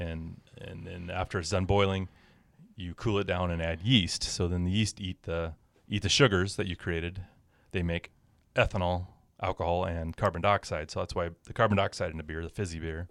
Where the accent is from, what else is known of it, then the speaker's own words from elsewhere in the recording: Power, Montana, United States; I was a farm kid growing up in Power